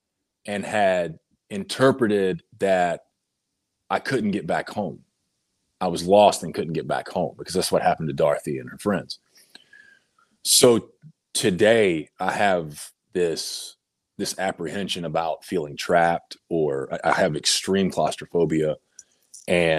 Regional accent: North Carolina, United States; moved away as an adult; also born or lived in Georgia; I had planned to move back to my home state of North Carolina in August

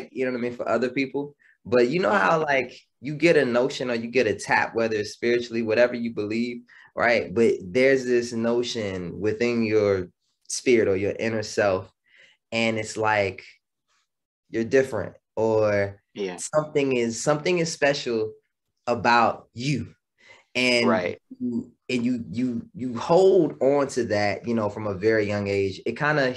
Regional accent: Washington, District of Columbia, United States; now in Philadelphia, United States; I'm based in Philly right now. I'm originally from Washington, D.C., so not too far from home

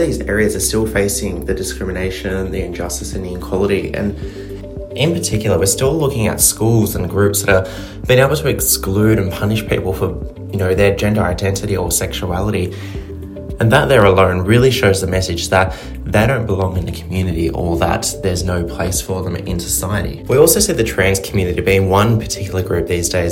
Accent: Sydney, New South Wales, Australia; I am 23 from Sydney, Australia

